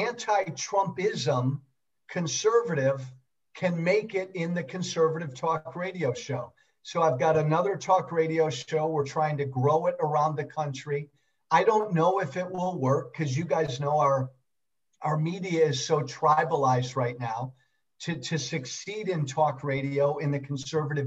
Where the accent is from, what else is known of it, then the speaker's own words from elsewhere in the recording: Chicago, Illinois, United States; born and raised in the Chicago suburbs